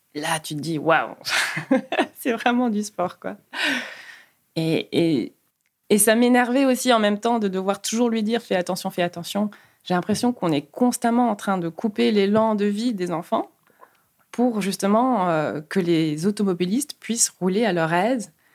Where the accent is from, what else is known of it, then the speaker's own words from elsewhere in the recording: Luxembourg; now in Brussels, Belgium; je suis luxembourgeoise d'origine péruvienne euh, j'habite Bruxelles depuis 12 ans